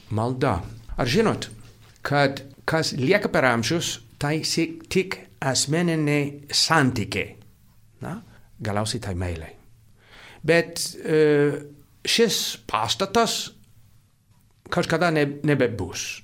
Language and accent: Lithuanian; United States; now in Lithuania; Ir aš iš Amerikos